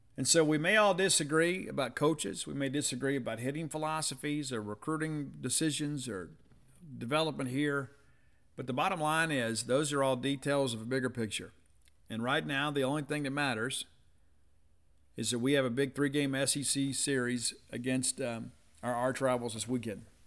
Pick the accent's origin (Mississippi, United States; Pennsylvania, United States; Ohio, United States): Mississippi, United States; South; I'm from South Mississippi, you know, so we shelled peas